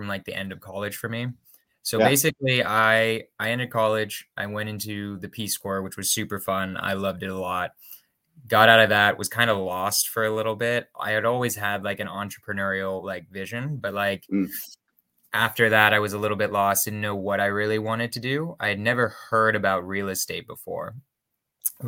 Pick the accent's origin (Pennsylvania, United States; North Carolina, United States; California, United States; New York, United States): California, United States; now in Berkeley, United States; I grew up in California